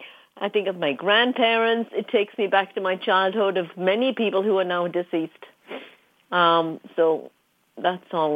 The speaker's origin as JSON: {"language": "English", "region": "North East England", "country": "United Kingdom", "tie": "born or raised there", "said": "… is from my hometown, so I like that song a lot."}